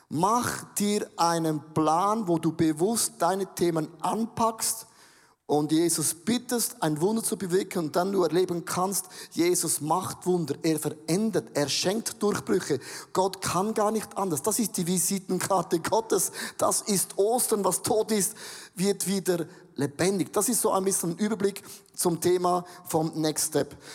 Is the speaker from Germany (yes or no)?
no; Switzerland; Genau, ist ein Australier, ich bin ein Schweizer.